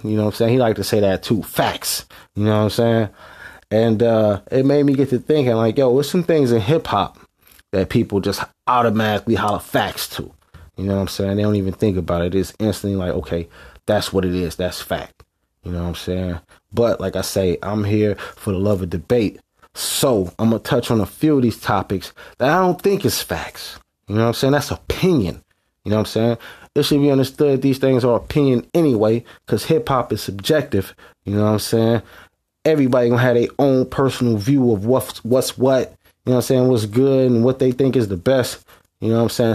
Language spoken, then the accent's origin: English; West Coast, United States; I'm from the West Coast